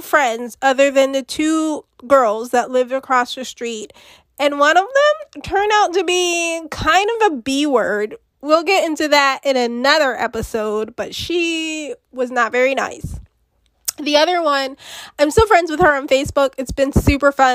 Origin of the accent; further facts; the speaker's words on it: United States; I'm from America